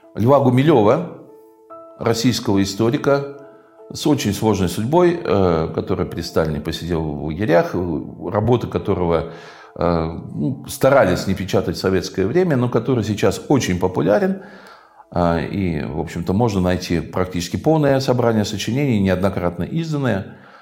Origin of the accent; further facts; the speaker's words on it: Crimea, Ukraine; мы, современная поколений жителей Крыма